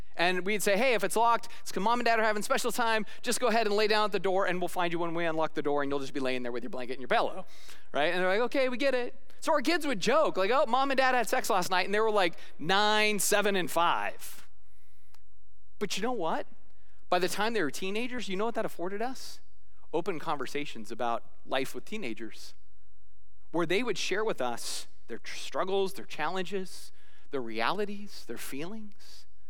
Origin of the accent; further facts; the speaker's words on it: Arizona, United States; I'm a kid from Arizona